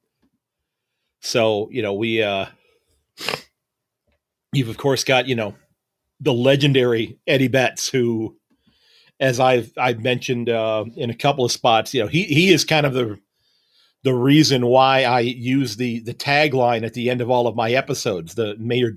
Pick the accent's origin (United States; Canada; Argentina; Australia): United States; I'm an American